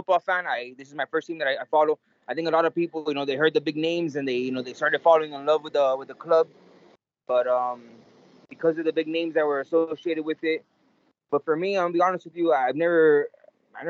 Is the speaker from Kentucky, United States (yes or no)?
no; Miami, Florida, United States; I was born and raised in Miami. My mother is Cuban and my father is Venezuelan.